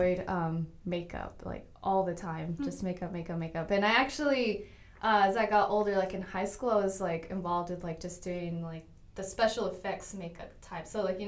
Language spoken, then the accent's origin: English; Oregon, United States; born there; now in Grand Prairie, United States; I live here in Grand Prairie. Originally, I was born in Oregon, but my family decided to move to Texas because there's, like, always jobs in Texas.